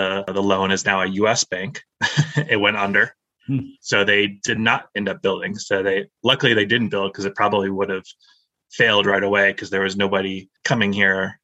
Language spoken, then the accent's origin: English; Florida, United States; moved away as an adult; also born or lived in Tampa, Florida; now in Idaho, United States; I moved from Tampa, Florida, born and raised in Florida.